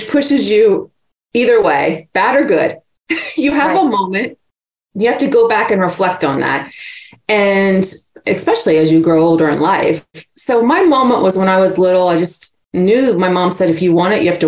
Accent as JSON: {"language": "English", "region": "Virginia", "country": "United States", "tie": "born or raised there", "said": "Yes, in Virginia. And I'm so honored that and happy I grew up there."}